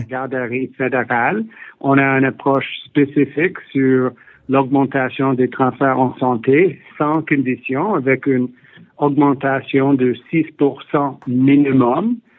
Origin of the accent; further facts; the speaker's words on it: Ontario, Canada; also born or lived in Quebec; je suis né au Québec, grandi en Ontario